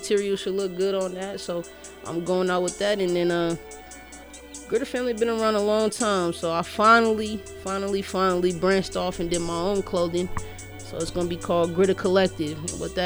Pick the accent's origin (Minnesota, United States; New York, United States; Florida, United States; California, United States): New York, United States; now in Denver, United States; I'm from New York